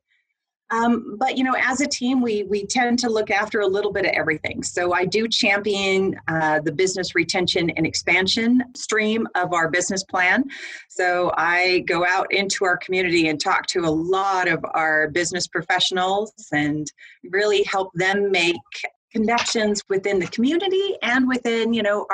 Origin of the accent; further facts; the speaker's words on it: Arizona, United States; moved away as an adult; now in Lethbridge, Canada; I was actually born and raised in Arizona